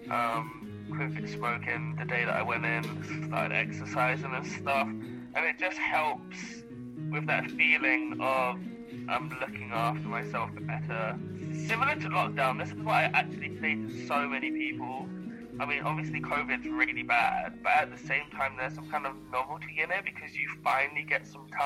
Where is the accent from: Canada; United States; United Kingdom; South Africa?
United Kingdom; London; I am from London. I am from East London. I grew up around gang mentality.